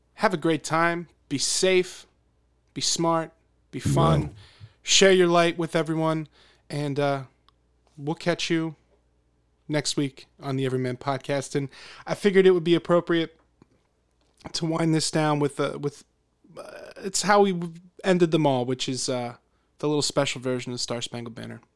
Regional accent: Philadelphia, Pennsylvania, United States; growing up in Philadelphia, in this region

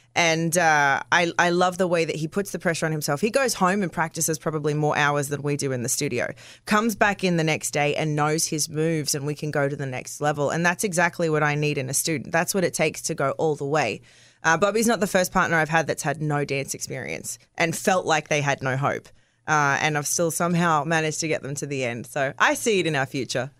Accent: Australia; I'm Australian

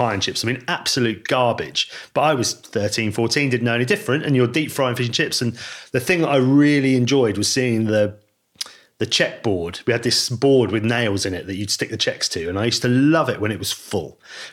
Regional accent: Lyme Regis, South West England, United Kingdom; I grew up in Lyme Regis.

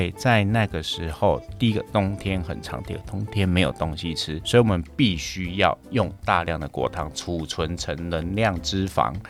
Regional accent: United States; 在这样子的一个前提之下，我们美国人吃糖就变得很便宜了。

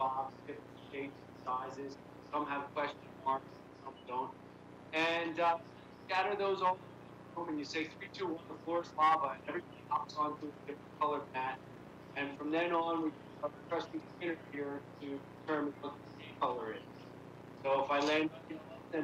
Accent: Philadelphia, Pennsylvania, United States; when I was growing up in Philadelphia

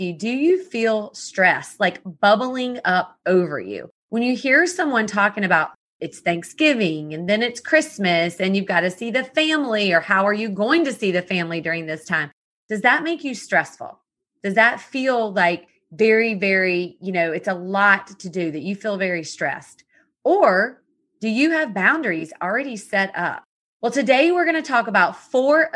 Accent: the South, United States; I was born and raised in the South

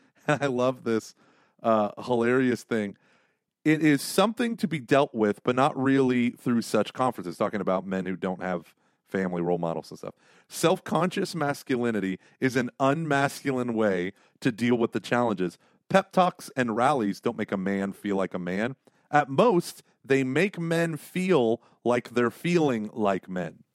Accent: Broken Arrow, Oklahoma, United States; moved away; Broken Arrow, my hometown, uh, Broken Arrow, Oklahoma

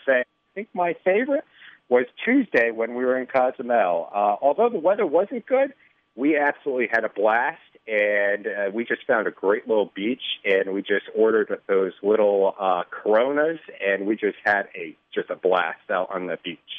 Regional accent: Connecticut, United States; now in Chicago, United States; originally from Connecticut

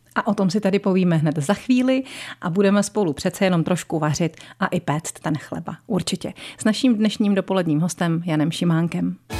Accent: Strakonice area, South Bohemian Region, Czechia; na Strakonicku, odkud pocházím já

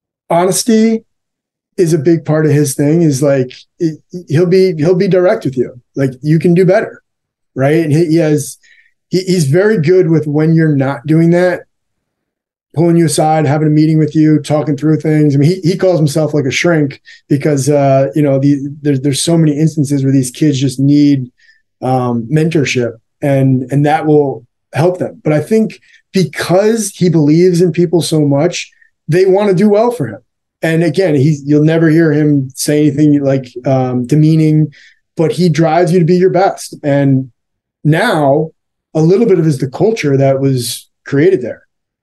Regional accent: New Jersey, United States; I grew up in New Jersey, so I was coming back to the tri-state area.

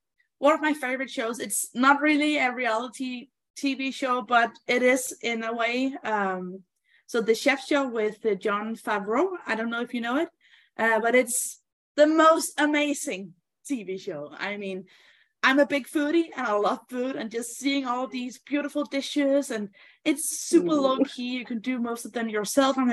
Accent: Denmark; I'm from Denmark, and Denmark is a fairly small country

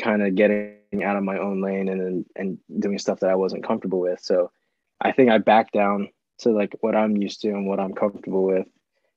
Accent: Chesapeake, Virginia, United States; I am from Chesapeake, Virginia

